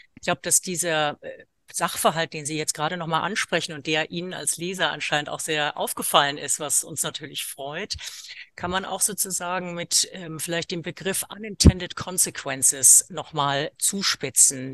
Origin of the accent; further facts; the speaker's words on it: India; moved away; aus Indien, wo ich geboren bin